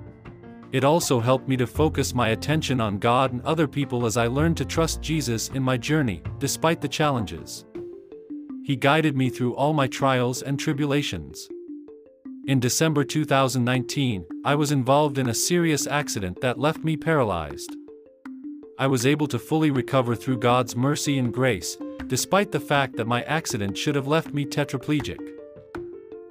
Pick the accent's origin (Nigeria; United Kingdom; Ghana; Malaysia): Malaysia; Tanjung Malim, Perak; I was born and bred in Tanjung Malim, a small town in Malaysia.